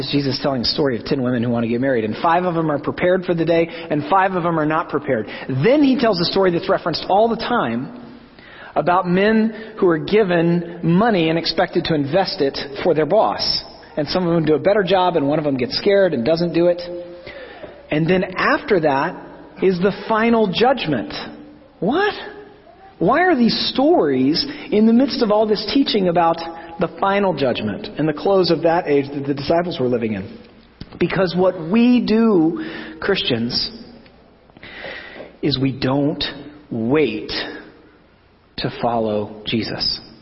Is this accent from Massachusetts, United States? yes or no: no; Oklahoma, United States; growing up in Oklahoma in the 80s